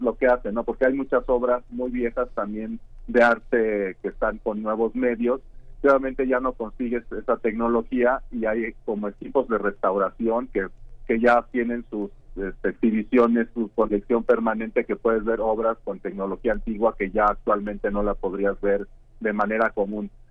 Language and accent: Spanish; Mexico; moved away as an adult; now in Karlsruhe, Germany; yo soy, yo soy bueno, artista mexicano y me formé académicamente este, en México